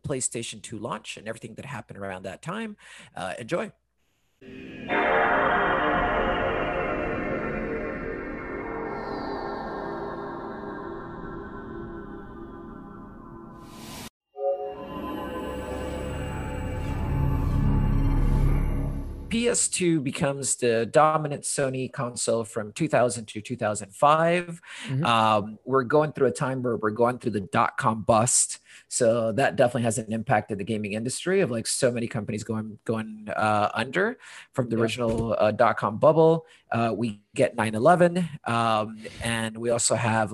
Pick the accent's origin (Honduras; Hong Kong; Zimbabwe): Honduras; also born or lived in London, United Kingdom / United States; now in Portland, United States; I am currently in Portland, but am originally from Honduras